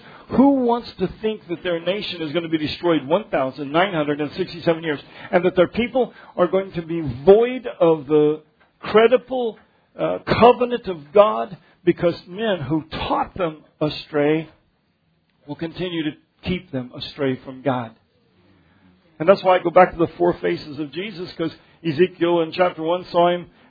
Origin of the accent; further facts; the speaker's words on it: Denver, Colorado, United States; I grew up in Denver where things are laid out straight